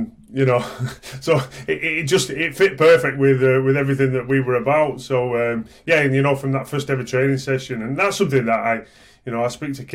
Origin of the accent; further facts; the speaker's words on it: Oldham, North West England, United Kingdom; I grew up in Oldham, so we used to go watching Oldham rugby